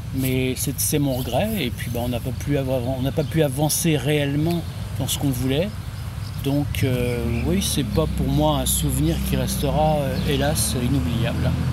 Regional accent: Guérande, Pays de la Loire, France; also born or lived in Nantes; now in Sucé-sur-Erdre, France; je suis né à Guérande

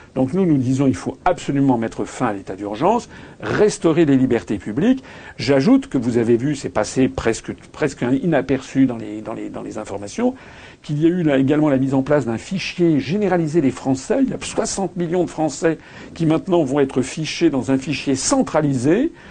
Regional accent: France; nous sommes tous des Français

